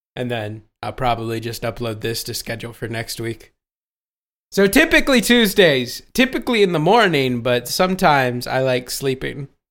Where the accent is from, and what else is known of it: Ohio, United States